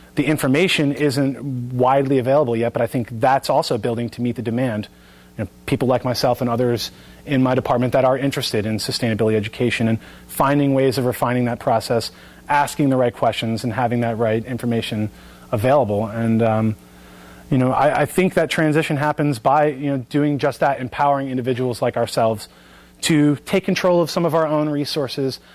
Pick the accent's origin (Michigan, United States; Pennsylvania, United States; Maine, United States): Pennsylvania, United States; Bucks County; Bucks County, my hometown